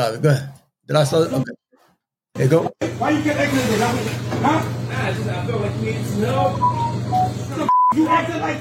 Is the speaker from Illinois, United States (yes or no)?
no; New York City, New York, United States; I'm from New York City.